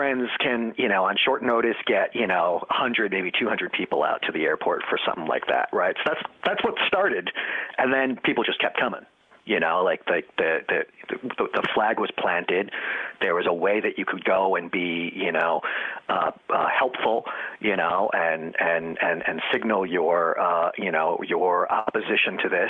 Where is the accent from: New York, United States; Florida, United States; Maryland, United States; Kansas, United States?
New York, United States; New York City; I'm a New Yorker, a lifelong New Yorker